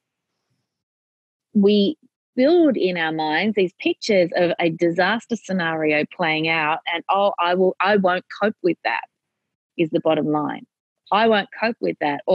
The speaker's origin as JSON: {"language": "English", "country": "Australia", "said": "I am your Australian content"}